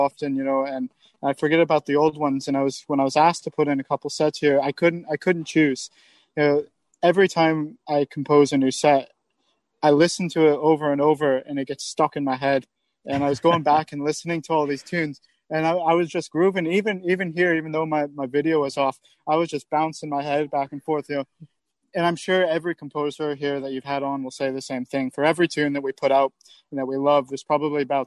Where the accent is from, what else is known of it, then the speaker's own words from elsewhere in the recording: San Francisco, California, United States; moved away; I'm originally from the San Francisco area